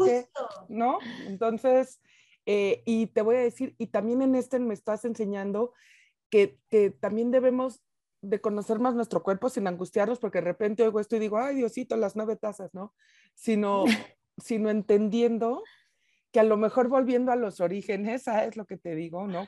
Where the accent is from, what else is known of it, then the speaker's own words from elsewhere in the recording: Mexico; como mexicana